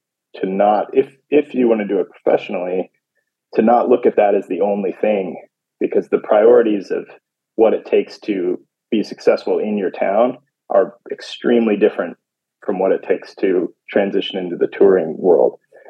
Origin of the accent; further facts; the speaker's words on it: California, United States; also born or lived in Carson City, Nevada / Southeast Asia; I was born in Carson City, Nevada, but my family has lived all over. So it's kind of hard to say, but I mostly grew up in Southern California.